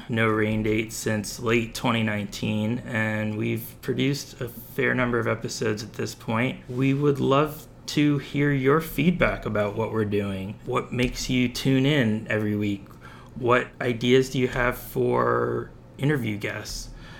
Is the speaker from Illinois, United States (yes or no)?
no; Bethlehem, Pennsylvania, United States; I grew up in Bethlehem